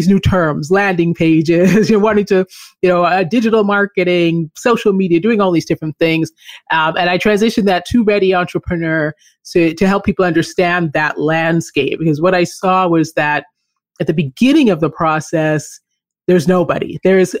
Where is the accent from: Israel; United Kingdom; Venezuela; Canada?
Canada; moved away as an adult; also born or lived in Philippines / Colombia / Chile / California; I grew up in Canada.